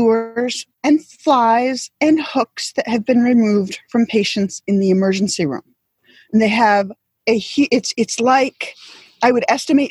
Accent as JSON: {"language": "English", "region": "upstate New York", "country": "United States", "tie": "born or raised there", "said": "607 is my hometown's area code."}